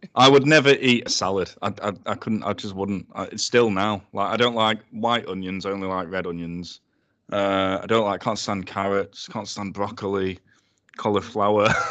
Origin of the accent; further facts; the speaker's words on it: Sheffield, Yorkshire and the Humber, United Kingdom; thirty years old, born and bred in Sheffield.